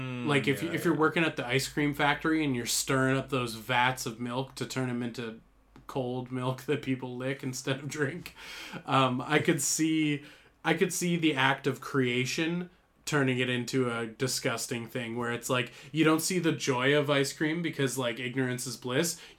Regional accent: Canada; life as a Canadian man.

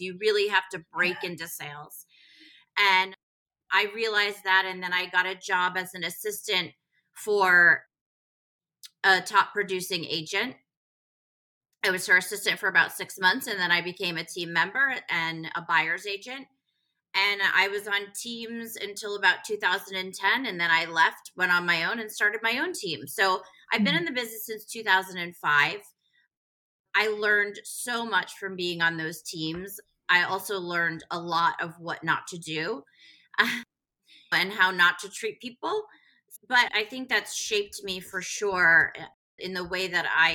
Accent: Connecticut, United States; also born or lived in Manhattan, New York / Westhampton Beach, New York; now in New York City, United States; we moved to West Hampton Beach and then Connecticut for my dad's job. And I was raised in Connecticut

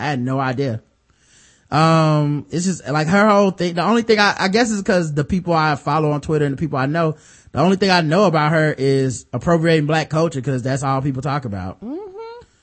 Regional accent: Cleveland, Ohio, United States; born there; I was born in Cleveland.

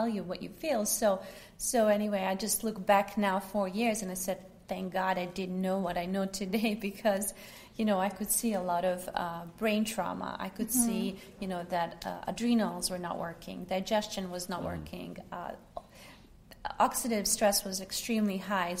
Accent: Bosnia & Herzegovina; also born or lived in New York; now in Los Angeles, United States; Originally, I'm from Bosnia, so I spent some time during the war in Bosnia

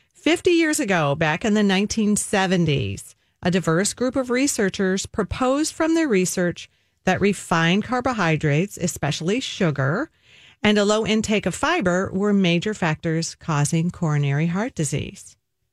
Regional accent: the South, United States; That right there is sad as a Southerner, I got to tell you.

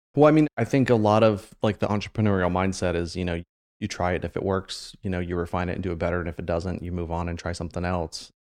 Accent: Marysville, Ohio, United States; I grew up in Marysville, so I've been in Central Ohio since I was, like, four years old

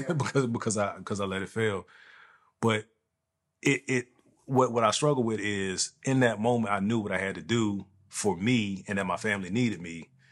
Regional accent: East Coast, United States; moved away; the East Coast where I'm from

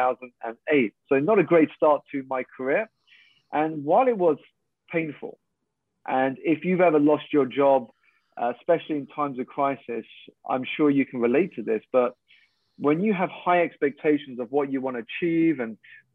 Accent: United Kingdom; I'm a Malaysian Chinese. I was born here in the UK to two Malaysian parents

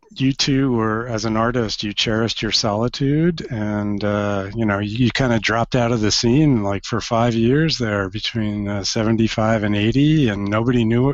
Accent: New York City, New York, United States; I'm from New York originally.

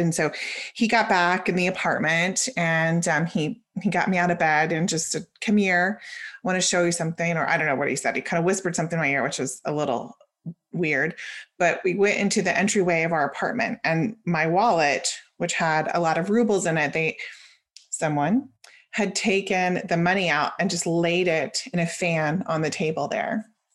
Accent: Oklahoma, United States; moved away as an adult; also born or lived in Israel; I was born in Oklahoma, lived there for twenty-four years, and then I decided to move overseas.

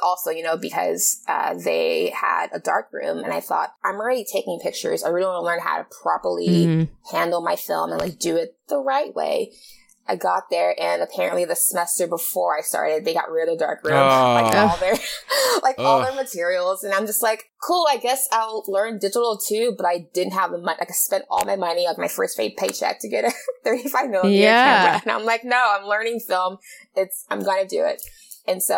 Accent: Los Angeles, California, United States; also born or lived in Portland; I am a photographer born and raised in Los Angeles, the San Fernando Valley, Silmar.

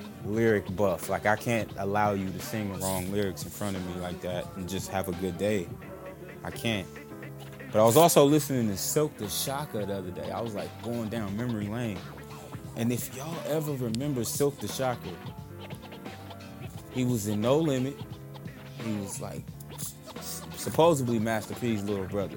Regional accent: Vallejo, California, United States; I'm from the Bay Area, California, Vallejo

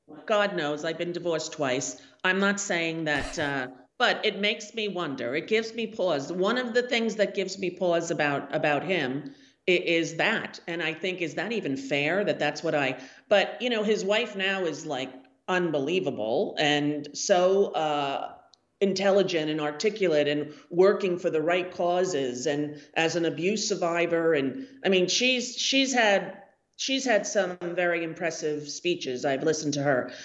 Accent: United States; we're American people

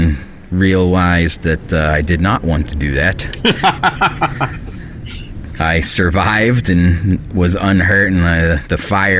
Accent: Bucks County, Pennsylvania, United States; I grew up in Bucks County, Pennsylvania, where I live now, but in a different part.

